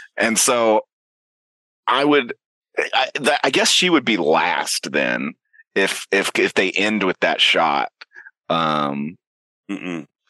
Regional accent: Georgia, United States; I'm from Georgia

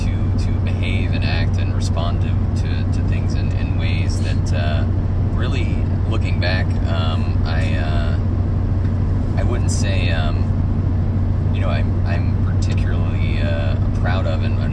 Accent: the South, United States; also born or lived in Arkansas; growing up in the South with lesbian parents

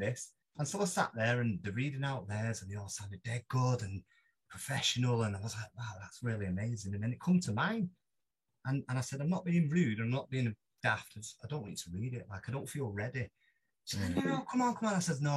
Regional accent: Manchester, North West England, United Kingdom; I'm a Mancunian

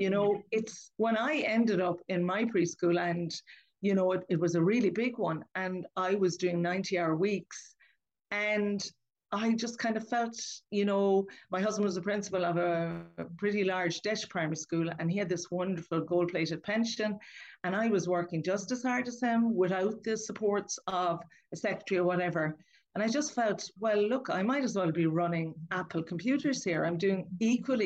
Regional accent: Lismore, Munster, Ireland; I grew up in Lismore in County Waterford, and I grew up on a farm

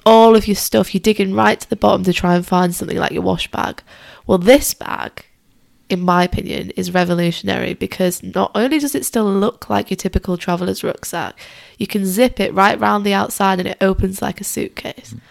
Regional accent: Lake District, Cumbria, North West England, United Kingdom; moved away; I'm originally from the Lake District, or if you want to be less posh, call it Cumbria.

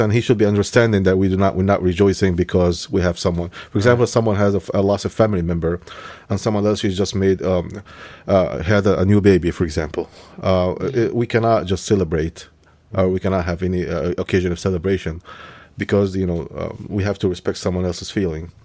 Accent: Egypt; moved away; when I was born in Egypt

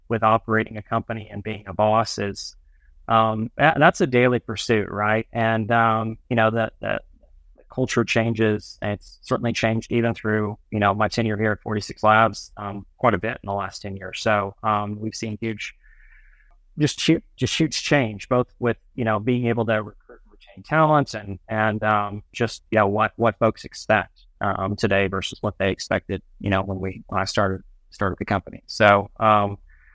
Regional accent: Dallas, Texas, United States; moved away as an adult; also born or lived in Florida / Boston / Boulder; now in Oklahoma, United States; I was born in Florida, raised in Dallas, and got a scholarship to go to school in Oklahoma

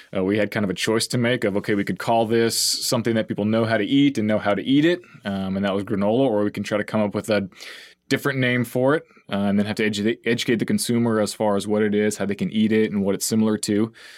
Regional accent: La Grange, Texas, United States; moved away as an adult; also born or lived in College Station, Texas / Austin, Texas / New York City; now in San Antonio, United States; I grew up originally in LaGrange, so it's a little small town, uh, or kind of in between here and Houston

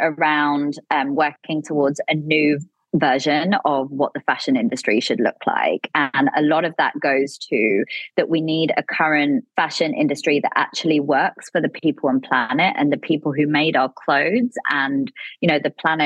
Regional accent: Delhi, India; also born or lived in London, United Kingdom; I grew up between Delhi in India and London in the UK.

